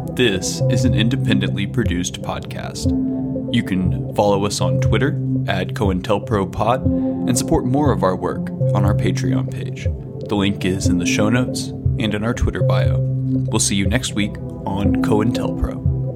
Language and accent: English; Chicago, Illinois, United States; As a Chicagoan